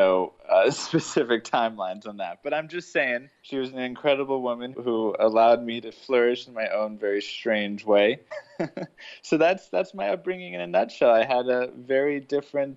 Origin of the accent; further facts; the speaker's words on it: Denver, Colorado, United States; also born or lived in Chicago, Illinois / Atlanta, Georgia; I was born in Chicago, raised in Atlanta, but my teenage years were in Denver, so Colorado is really home